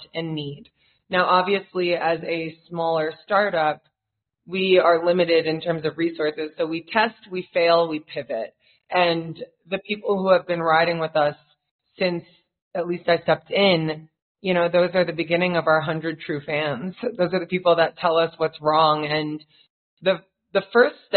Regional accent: New York, United States; moved away as an adult; now in Nairobi, Kenya; I was raised in New York

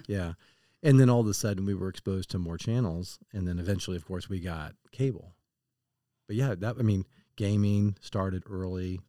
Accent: Kansas City, Missouri, United States; I grew up in Kansas City

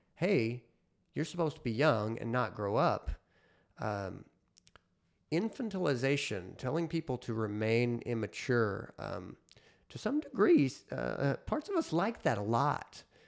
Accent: United States; as an American

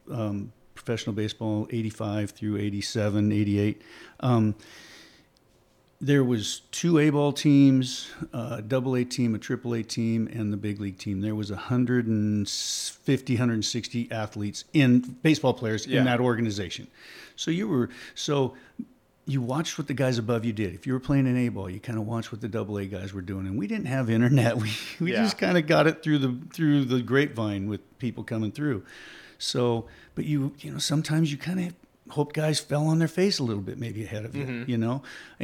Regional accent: Oregon, United States; I grew up in Oregon, in Southern Oregon. And we had some really good baseball teams. It was a very athletic area.

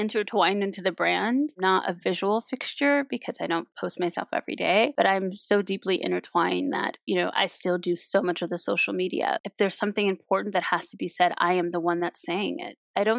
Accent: Compton, California, United States; Being born and raised in Los Angeles and growing up in Compton, there is no leisure in disconnecting to things that are happening on the ground you live on.

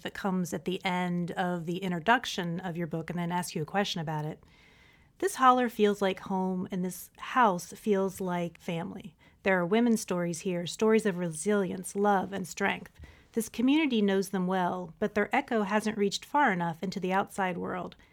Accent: West Virginia, United States; I'm originally from Appalachia as well, not Kentucky Appalachia. I'm from West Virginia

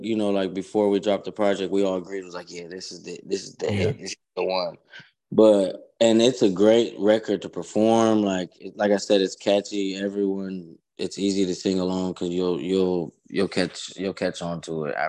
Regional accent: Columbus, Ohio, United States; I had a show in my hometown where at Al Rosa Villa

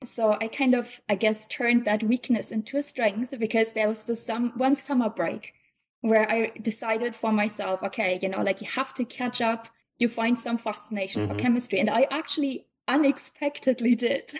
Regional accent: Eastern Westphalia, North Rhine-Westphalia, Germany; also born or lived in near Bonn, Germany; now in Chicago, United States; I'm originally from Germany. I was born in like a tiny village close to Bonn, which is the former capital, so it's the western part of Germany

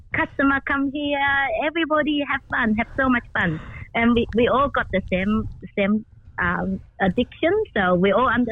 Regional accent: China; moved away as an adult; also born or lived in Shanghai, China; now in Australia; I'm from China and I was living in Shanghai for 10 years

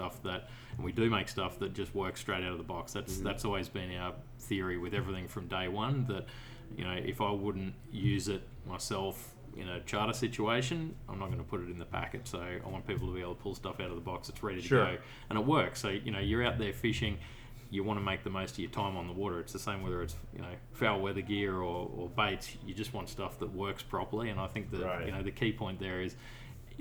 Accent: Brisbane, Queensland, Australia; I'm from Brisbane, which is middle of the east coast there.

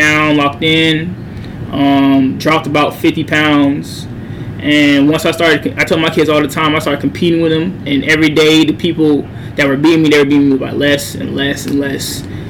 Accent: Fayetteville, North Carolina, United States; No, I'm from Fayetteville, North Carolina.

